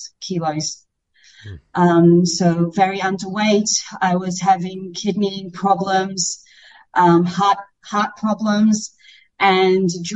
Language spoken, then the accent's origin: English; Australia; moved away as an adult; I grew up in Australia from the age of 5 to 19.